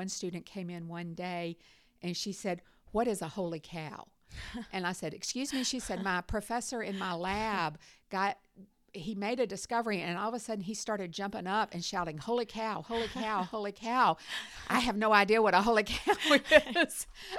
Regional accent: North Carolina, United States; moved away as an adult; also born or lived in Iowa; now in Auburn, United States; I'm from North Carolina originally, is where I was raised.

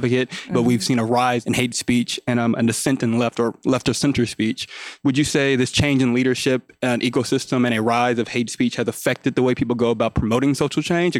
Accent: Houston, Texas, United States; I'm from Houston, Texas, fellow Black Twitter user.

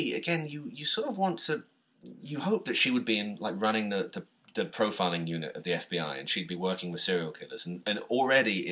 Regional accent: United Kingdom; as a Brit

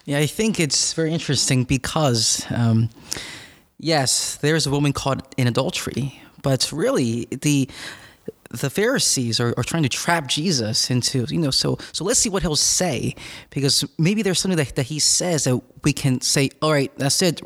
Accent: Philadelphia, Pennsylvania, United States; I'm from northeast of Philadelphia

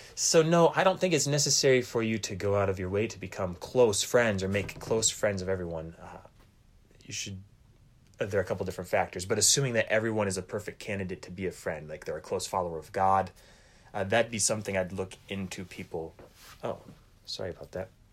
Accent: Fremont, Michigan, United States; moved away; I'm from Fremont, Michigan

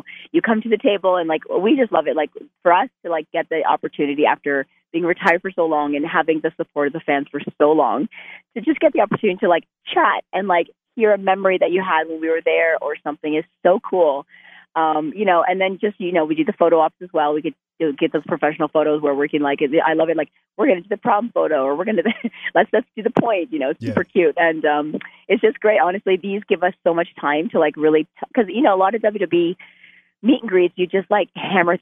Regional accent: Canada; I'm Canadian

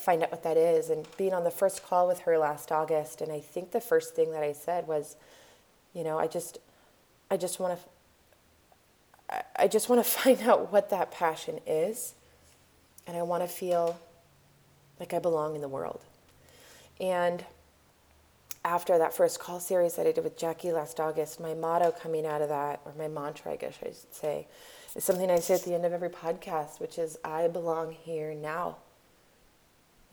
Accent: Spokane, Washington, United States; moved away as an adult; I was born and raised here and I have a community that is, there are no words for the love that I have for the community here in Spokane.

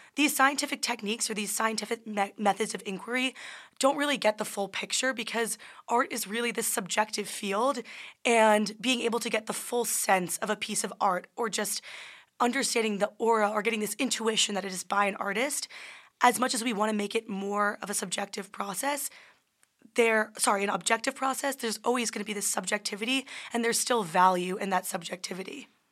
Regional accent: New Jersey, United States; I'm from New Jersey

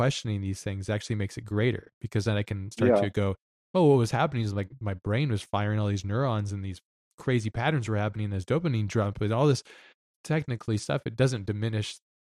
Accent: Hawaii, United States; moved away; also born or lived in Lahaina; growing up in Hawaii

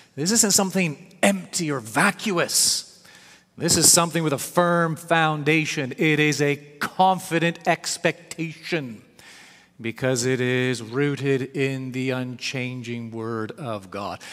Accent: Canada; I was raised here in Canada

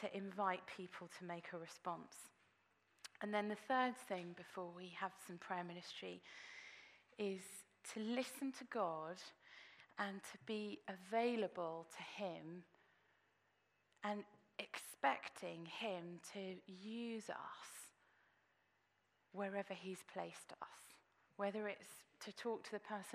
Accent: England, United Kingdom; we were being English

